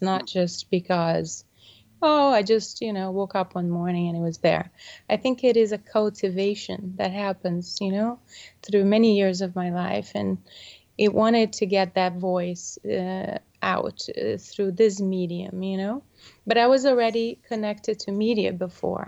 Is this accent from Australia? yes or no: no; Brazil; moved away; I was born in Brazil